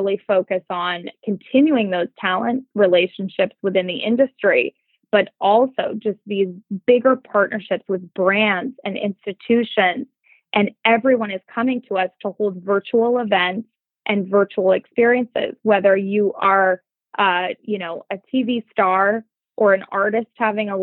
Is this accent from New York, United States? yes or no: no; Montana, United States; moved away; I grew up in Montana where work ethic was everything